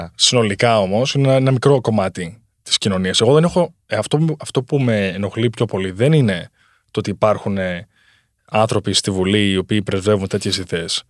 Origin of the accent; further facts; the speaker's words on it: Greece; moved away; also born or lived in United States; στην πατρίδα μου